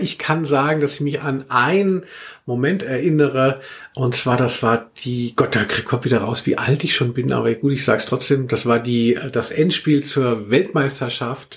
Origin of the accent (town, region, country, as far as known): Maintal, Hesse, Germany; born or raised there; also born or lived in Cologne; now in Frankfurt, Germany